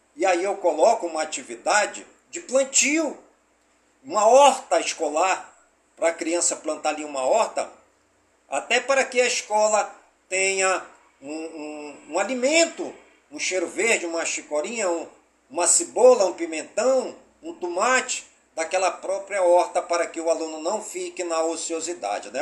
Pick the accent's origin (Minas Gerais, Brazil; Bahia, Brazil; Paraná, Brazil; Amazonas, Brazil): Amazonas, Brazil; Careiro da Várzea; born or raised there; now in Manaus, Brazil